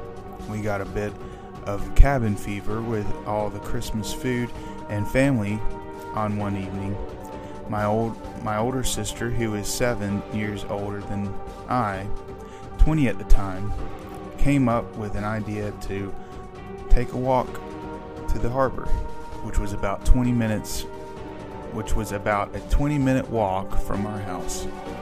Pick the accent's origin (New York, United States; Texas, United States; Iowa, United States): New York, United States; This was a time when I was growing up in New York. We actually had a summer house in Cape Cod and spent every other weekend there if we could.